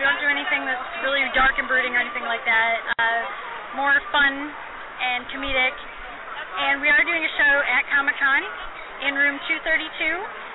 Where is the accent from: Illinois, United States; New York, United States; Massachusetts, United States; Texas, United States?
New York, United States; Whitesboro; moved away as an adult; now in Phoenix, United States; I'm from New York, they immediately think I'm from the city. And that was not the case when I was growing up